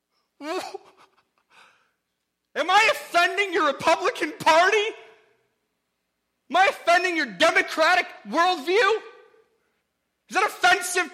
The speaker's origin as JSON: {"language": "English", "area": "the North", "region": "Northern United States", "country": "United States", "said": "I'm from the North, and look, we're rude and arrogant and loud"}